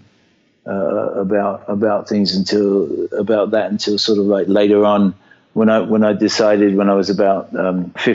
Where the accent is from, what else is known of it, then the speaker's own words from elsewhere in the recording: Brighton, South East England, United Kingdom; I was born in 1950 in Brighton in England